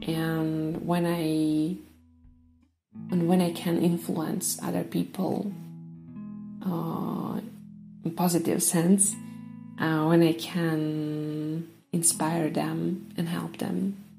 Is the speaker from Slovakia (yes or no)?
yes; Slovakia; I am from Slovakia